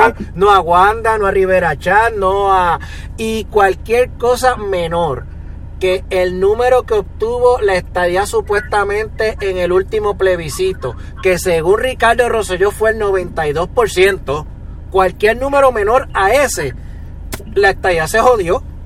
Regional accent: Puerto Rico

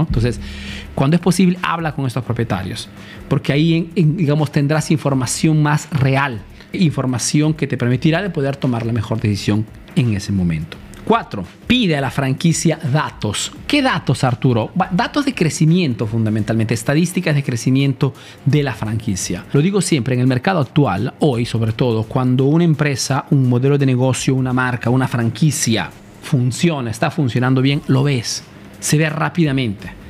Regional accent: Peru; moved away as an adult; now in Italy; soy un emprendedor peruano

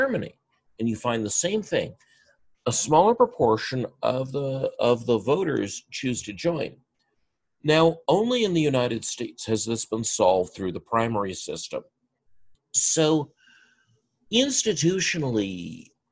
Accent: Burnaby, British Columbia, Canada; I grew up in Sven Robinson's Riding Association in the NDP

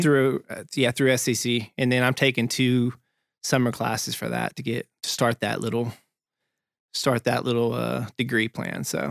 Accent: Topton, North Carolina, United States; moved away; me being from Topton, North Carolina

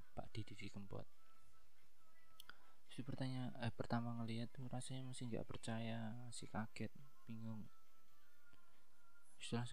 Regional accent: Java, Indonesia; saya kan orang Jawa

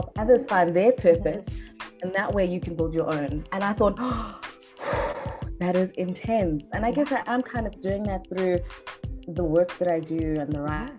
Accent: East London, Eastern Cape, South Africa; now in Cape Town, South Africa; I was born and bred in East London, had a very good upbringing, raised by my mother

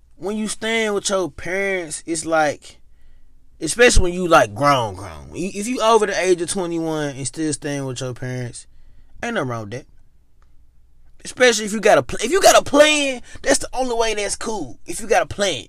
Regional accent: Memphis, Tennessee, United States; moved away as an adult; now in Ohio, United States; I am from Memphis

